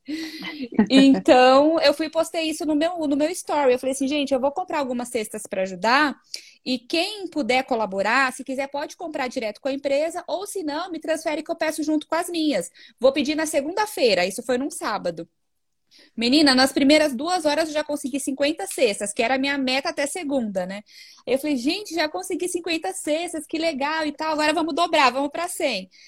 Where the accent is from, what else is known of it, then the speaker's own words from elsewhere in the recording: Osasco, São Paulo, Brazil; eu sou de Osasco